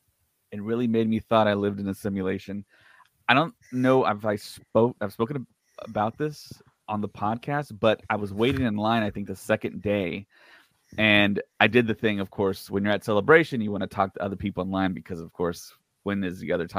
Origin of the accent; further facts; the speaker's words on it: United States; accent: American; I thought that maybe I would get some pushback being an American with my accent